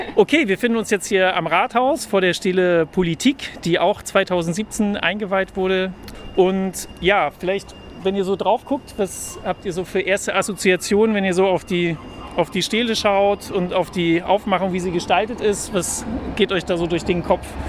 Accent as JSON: {"language": "German", "town": "Kiel", "region": "Schleswig-Holstein", "country": "Germany", "moved": "yes", "lives_now": "Berlin, Germany", "said": "Ich komme aus Kiel, wohne in Berlin."}